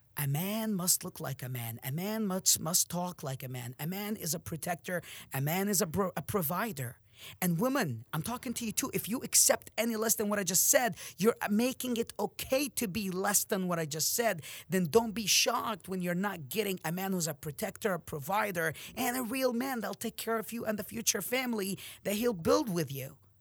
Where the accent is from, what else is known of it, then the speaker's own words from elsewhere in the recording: Amman, Amman Governorate, Jordan; moved away; I'm from Jordan, Amman